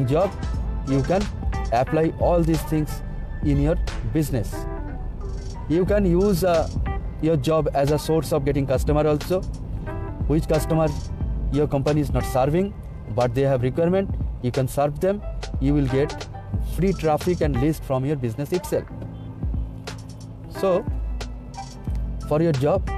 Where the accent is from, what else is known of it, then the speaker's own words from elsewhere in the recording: India; from India